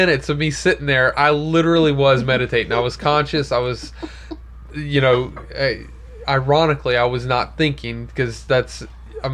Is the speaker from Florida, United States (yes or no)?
yes; Florida, United States; We're from Florida. Hurricanes are like Tuesdays.